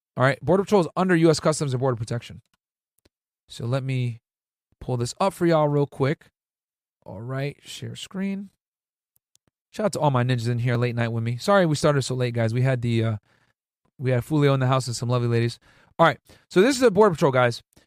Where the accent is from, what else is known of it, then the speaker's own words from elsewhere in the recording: New Britain, Connecticut, United States; moved away as an adult; also born or lived in Boston / Laredo, Texas; I grew up in New Bern, Connecticut